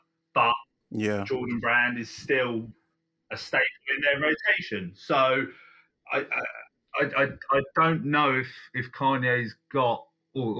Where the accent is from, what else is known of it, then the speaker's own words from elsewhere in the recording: Guildford, South East England, United Kingdom; my hometown of Guildford